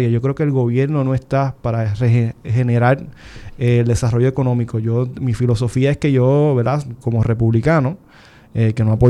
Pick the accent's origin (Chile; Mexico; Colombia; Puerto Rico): Puerto Rico; Isabela; yo soy del, área de Isabela, que es la montaña, que es Arenales, allá arriba en el monte